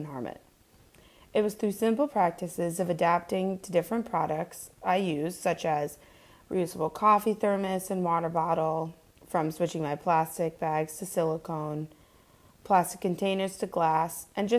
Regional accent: Scranton, Pennsylvania, United States; also born or lived in Poughkeepsie, New York; born and raised in Scranton, Pennsylvania

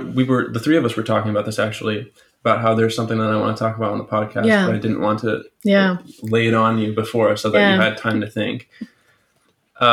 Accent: Berlin, Germany; also born or lived in Minnesota; we grew up here. We spent a lot of our lives here, if not all of it. Yet we're half American and half German, and what that has had for implications on our identity in Berlin

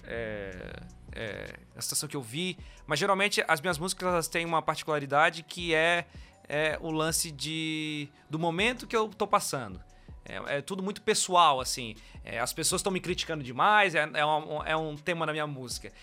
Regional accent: Florianópolis, Santa Catarina, Brazil; eu sou de Floripa e eu nasci num bairro chamado Tapera, que é um, um bairro mais de periferia, lá de Florianópolis. Aqui de Florianópolis, no caso, né?

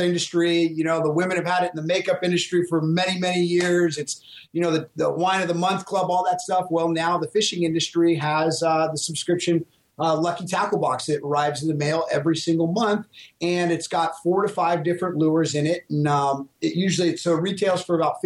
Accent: California, United States; Coming from California

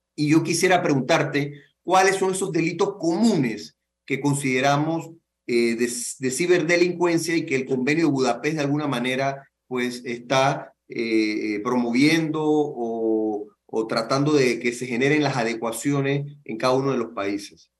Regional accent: Panama; como panameños, como país

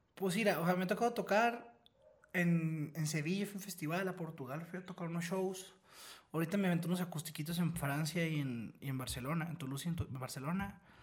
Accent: Mexico; nosotros los mexicanos o latinos

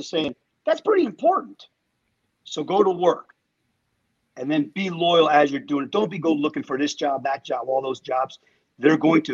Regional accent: Pennsylvania, United States; moved away; I grew up in Pennsylvania

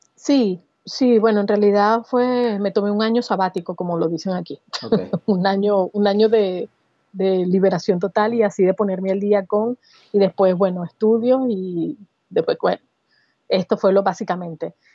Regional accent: Barquisimeto, Lara, Venezuela; moved away as an adult; also born or lived in San Cristóbal, Venezuela / Caracas, Venezuela; now in Barcelona, Spain; nací en San Cristóbal, en la región andina de Venezuela, pero me crié en Barquisimeto

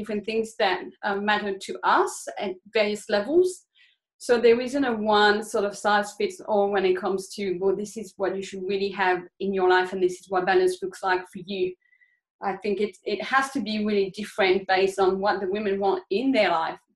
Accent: France; moved away as an adult; now in Australia; I grew up in France. I spent about 20 years of my life there, and then I moved to Australia in my early 20s

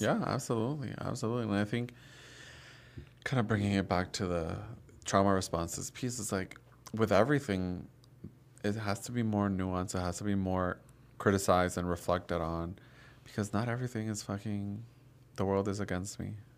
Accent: Dominican Republic; I grew up in Dominican Republic, Catholic country

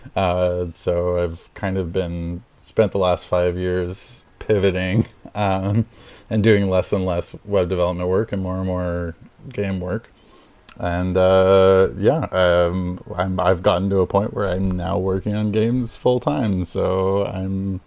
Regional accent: Montreal, Quebec, Canada; I'm in Montreal. I'm from Montreal.

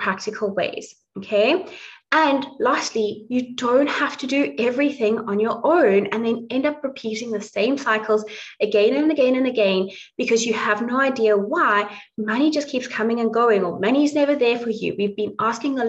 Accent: South Africa; now in Dublin, Ireland; I grew up in South Africa. I'm now living in Dublin, but I grew up in South Africa, was raised on a plot

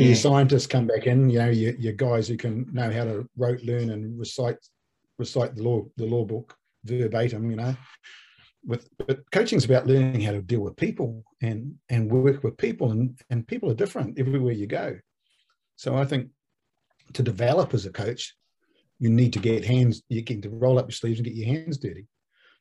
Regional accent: New Zealand; also born or lived in Australia; I went in there as a Kiwi

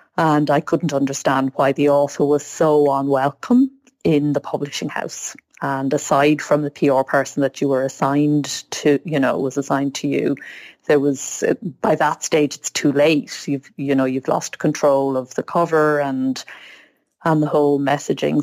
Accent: Ireland; I grew up in Ireland where being a writer meant being Yeats or Joyce

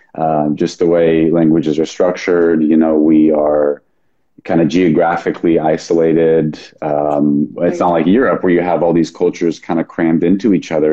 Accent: Sonoma County, Northern California, United States; now in Austin, United States; I was born and raised in Northern California, Sonoma County. I'm currently living in Austin, Texas.

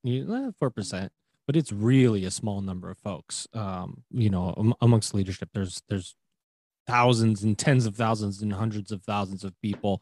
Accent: New York, United States; also born or lived in Colorado; now in Ontario, California, United States; I grew up in New York

